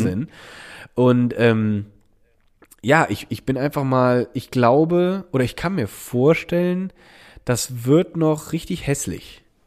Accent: Germany; moved away; Rheinland-Pfalz und Nordrhein-Westfalen, weil es auch aus meiner Heimat, äh, in meiner Heimat passiert ist. Ich war aber selber gar nicht

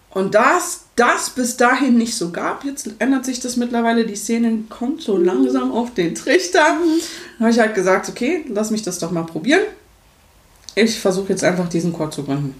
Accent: Berlin, Germany; moved away as an adult; also born or lived in Freiburg; Ich komme aus Berlin ursprünglich

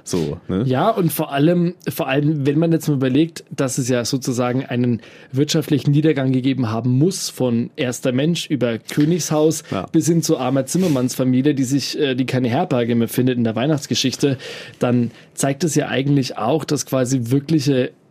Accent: Bavaria, Germany; born there; Jetzt weiß ich bis drei Generationen zurück, dass wir alles gebürtige Oberfranken sind und dass es da überhaupt gar keinen anderen Einfluss gibt.

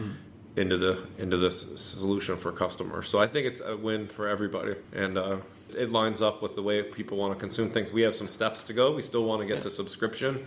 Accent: Northern California, United States; born and raised in Northern California

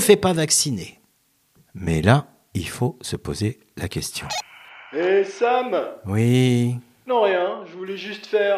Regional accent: France; en tant que bon français, gavé depuis l'enfance de petits villages gaulois

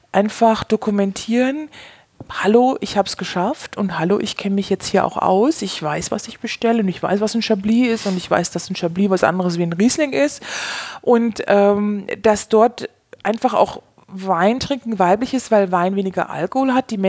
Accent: Bavaria, Germany; Also ich komme aus Bayern ähm, und wir sind in der Nähe von München.

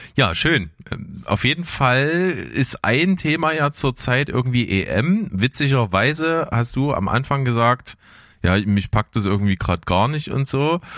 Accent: Naunhof, Saxony, Germany; ich bin ja aufgewachsen in Nauenhof

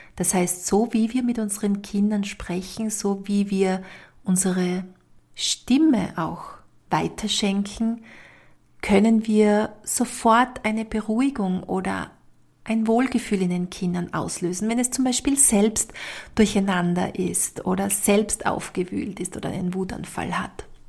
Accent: Austria; bei uns in Österreich

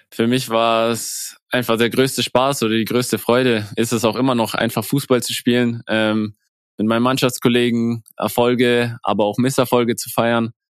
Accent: Zirndorf, Bavaria, Germany; also ich komme aus Zirndorf, hier in der Nähe von Fürth.

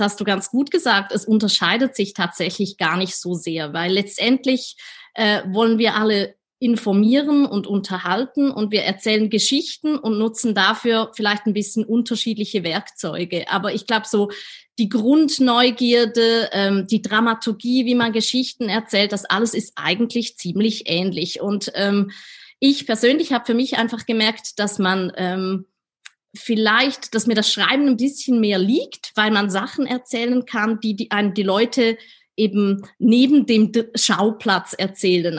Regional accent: Switzerland; accent: Swiss; meinen Schweizer Akzent

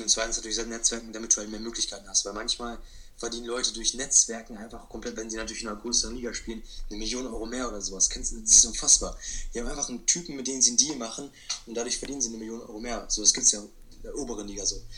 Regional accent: Hanover, Lower Saxony, Germany; ich bin 17 Jahre alt und ich komme aus Hannover

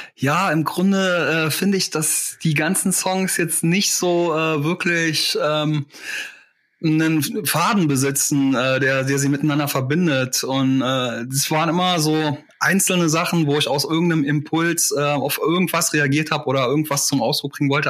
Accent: Saarland, Germany; born or raised there

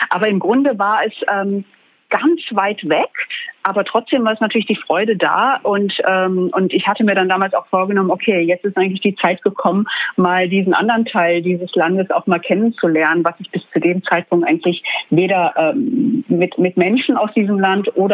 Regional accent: Duisburg, North Rhine-Westphalia, Germany; Ich war in meiner Heimatstadt Duisburg, in der ich aufgewachsen bin

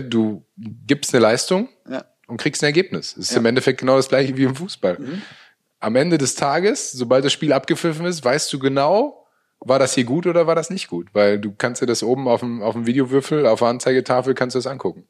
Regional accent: Münster, North Rhine-Westphalia, Germany; also born or lived in Hanover; ich bin ja total glücklich in, in meiner Heimatstadt nach wie vor zu leben. Ähm, bin nie wirklich weg gewesen. Also mhm. selbst zu meiner Hannover-Zeit, die vier Jahre, ähm, habe ich eine Wohnung in Münster immer gehabt, mhm. ähm, weil das für mich einfach Heimat ist.

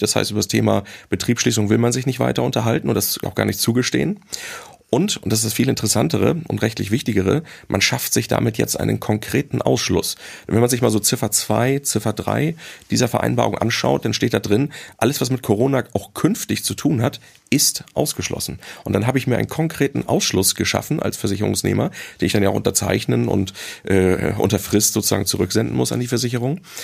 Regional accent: Hamburg, Germany; als Hamburger

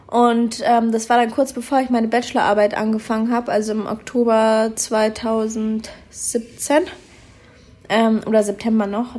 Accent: Munich, Bavaria, Germany; moved away as an adult; also born or lived in Düsseldorf; now in Australia; ich komme ja eigentlich aus München

